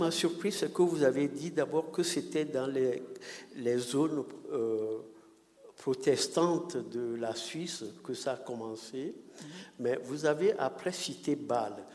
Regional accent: Lomé, Maritime, Togo; moved away; moi, je viens du Togo. Euh, je viens de Lomé.

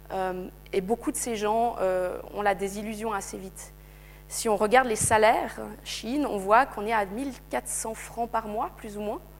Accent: Switzerland; l'appareil de surveillance en tant que Suisse, en tant qu'Occidentaux, d'aller mener l'enquête.

